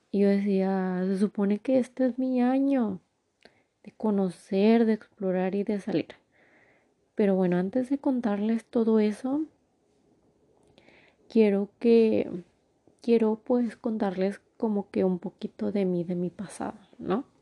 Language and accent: Spanish; Durango, Mexico; born there; bueno, yo nací en Durango, entonces decí, y toda mi familia está en Durango, mis abuelos, mis tíos, mis primos